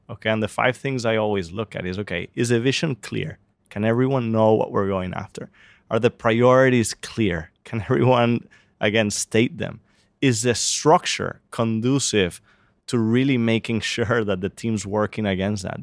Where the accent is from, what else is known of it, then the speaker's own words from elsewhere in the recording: Venezuela; moved away; I'm from Venezuela